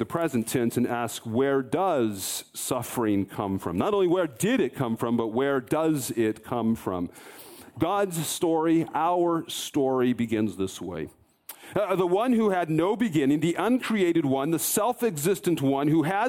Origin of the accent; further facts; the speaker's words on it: Colorado, United States; I grew up in Colorado